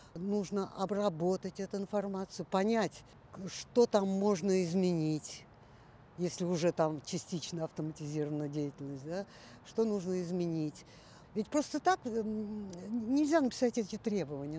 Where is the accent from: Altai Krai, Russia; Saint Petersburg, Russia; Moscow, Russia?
Moscow, Russia; also born or lived in Central Asia; когда мне было полгода, родители вернулись в Москву, так что всю свою жизнь я, в общем-то, за минусом этих шести месяцев я живу в Москве